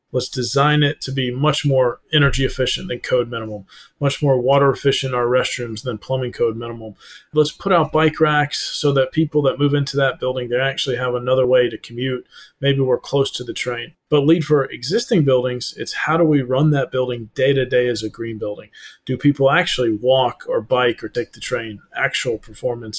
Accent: North Georgia Mountains, United States; also born or lived in Atlanta, Georgia; I'm in Atlanta, Georgia right now. I grew up in the North Georgia Mountains.

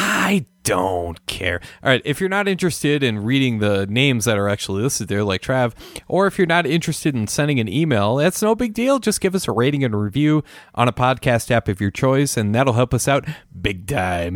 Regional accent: Minnesota, United States; moved away; also born or lived in New Mexico; I'm from the Midwest

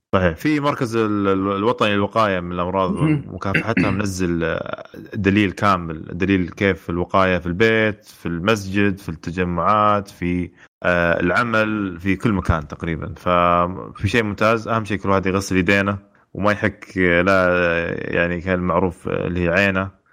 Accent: Saudi Arabia; عندنا في السعوديه

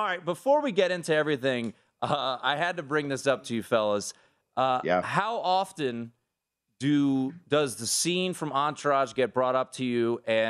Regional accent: Washington, District of Columbia, United States; I'm from Southeast or Northwest. I'm from Capitol Hill.

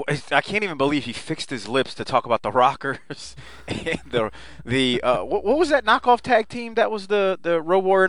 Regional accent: the South, United States; as a Southerner here

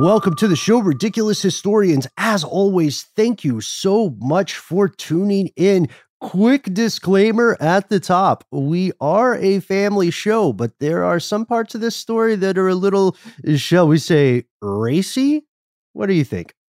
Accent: Atlanta, Georgia, United States

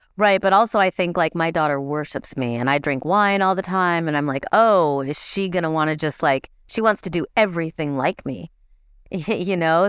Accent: Midwest, United States; moved away; I grew up in the Midwest

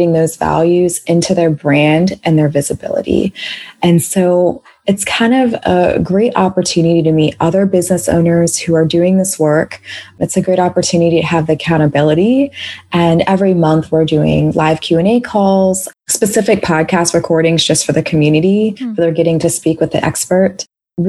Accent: Washington, District of Columbia, United States; being from DC, we say it here all the time too

